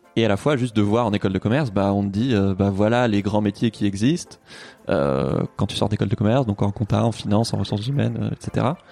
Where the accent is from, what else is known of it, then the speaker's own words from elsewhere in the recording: Toulouse, Occitania, France; now in Paris, France; moi j'ai grandi à Toulouse